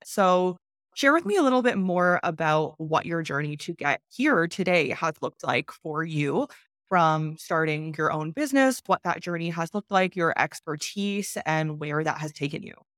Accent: Canada; moved away as an adult; now in Mexico; I was born in Canada

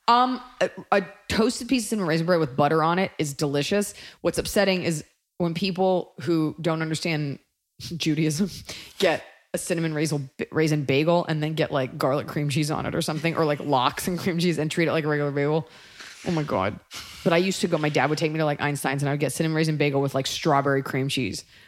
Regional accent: Texas, United States; as a Texan myself

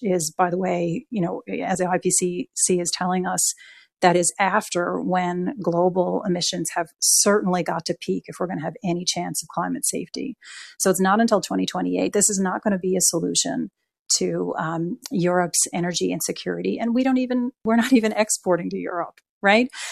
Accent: Newfoundland and Labrador, Canada; I'm from Newfoundland

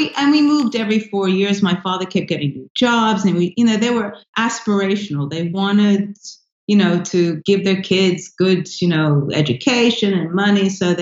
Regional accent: Bronx, New York, United States; born there; oh, I was born in the Bronx, and then people go, where?

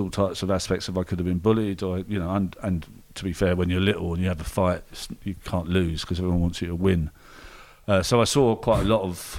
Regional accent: London, United Kingdom; I'm a Londoner and Brexit and all that stuff

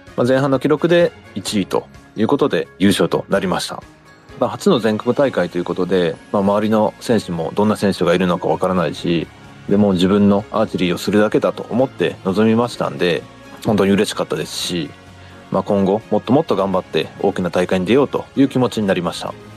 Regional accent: Kurashiki, Okayama, Japan; 私はずっと倉敷に、あの、住んでいます

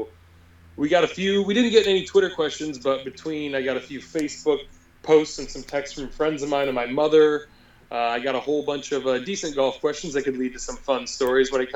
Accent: United States; I'm American.

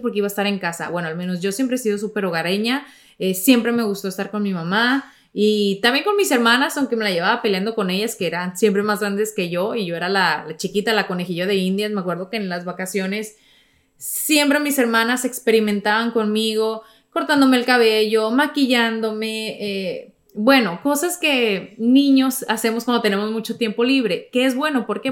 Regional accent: Mexico; moved away; cuando era niña en México

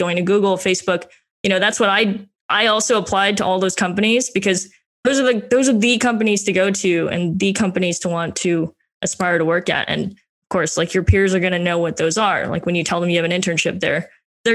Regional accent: Las Vegas, Nevada, United States; moved away; I grew up in Las Vegas

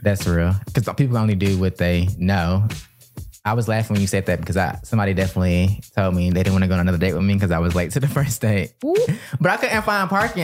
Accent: Atlanta, Georgia, United States; moved away as an adult; also born or lived in Washington, District of Columbia, United States; we're both from Atlanta

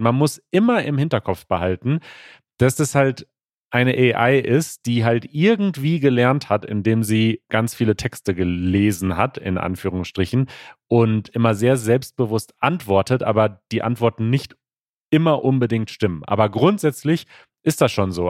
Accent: United States; German is a second language; ich komme aus den USA

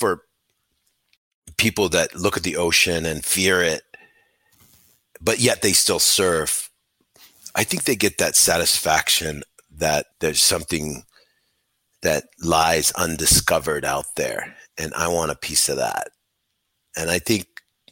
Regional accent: Hawaii, United States; moved away; I was born and raised in Hawaii with the gods of surfing

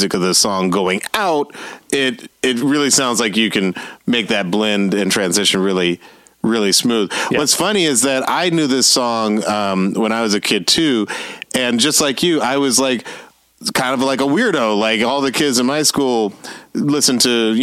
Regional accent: Atlanta, Georgia, United States; I was growing up in Atlanta

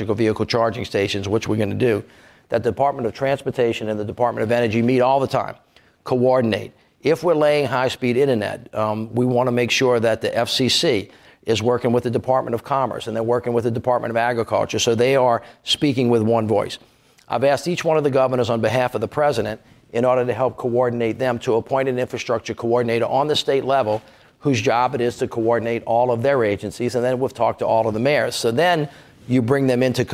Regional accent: Louisiana, United States; I'm from Louisiana

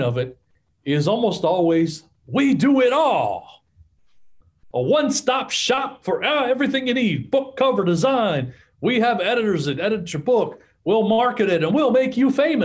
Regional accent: Orange, Texas, United States; I was born in Orange, Texas

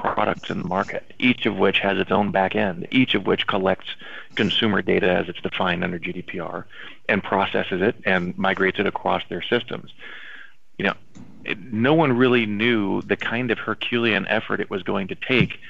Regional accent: Los Angeles, California, United States; I'm born and raised in Los Angeles

